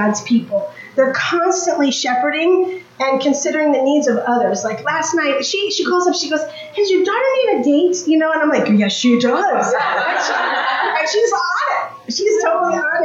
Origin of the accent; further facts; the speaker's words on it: New York, United States; now in Greensboro, United States; I'm originally from New York